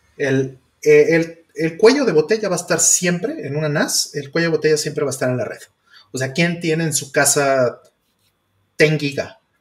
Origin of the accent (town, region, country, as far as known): Mexico